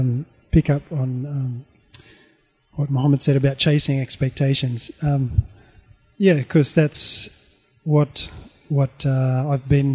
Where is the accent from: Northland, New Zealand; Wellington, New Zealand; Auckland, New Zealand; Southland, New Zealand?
Auckland, New Zealand; born there; I was born in 1972 in Auckland.